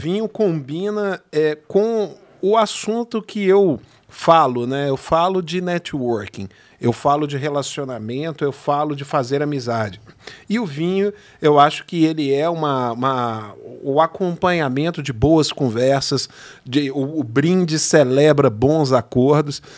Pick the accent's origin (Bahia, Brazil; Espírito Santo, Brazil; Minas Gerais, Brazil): Minas Gerais, Brazil; Belo Horizonte; accent: mineiro; now in São Bernardo do Campo, Brazil; acho que o sotaque aqui já deu para você entender que não sou é, carioca né? e nem paulista. Sou mineiro de Belo Horizonte